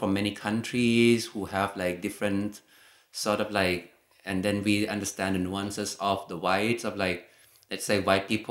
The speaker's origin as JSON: {"language": "English", "country": "Thailand", "second_language": "English", "moved": "as an adult", "lives_now": "Germany", "said": "I'm from Thailand, but I'm not just a Thai person"}